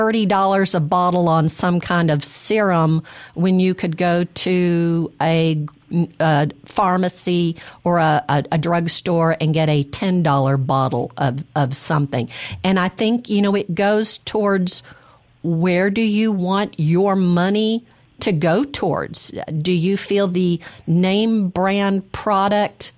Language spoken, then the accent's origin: English; Mississippi, United States; I'm from Mississippi